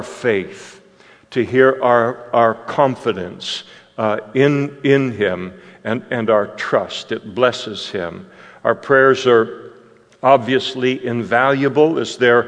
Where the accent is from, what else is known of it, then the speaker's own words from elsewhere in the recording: Scotland, United Kingdom; I'm a Scot through and through